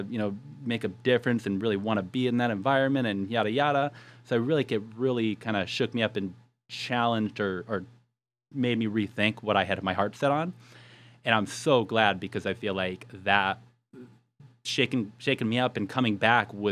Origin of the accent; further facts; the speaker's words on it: Yuma, Arizona, United States; So I moved back to my hometown, and the funny thing is, I had my heart set on renal dietetics.